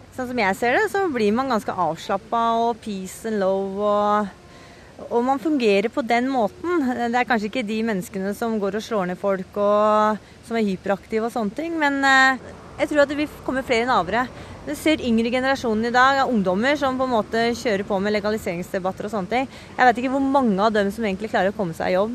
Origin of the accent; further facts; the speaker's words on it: Oslo, Norway; det er noe jeg er oppvokst med på Grünerløkka